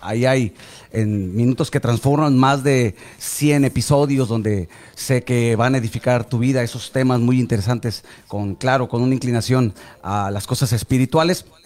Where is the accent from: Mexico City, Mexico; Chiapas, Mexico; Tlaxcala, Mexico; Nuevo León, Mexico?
Nuevo León, Mexico; yo, soy, yo soy norteño. Y yo sí digo eso y lo sostengo. O sea, para mí, fuera de Monterrey, no.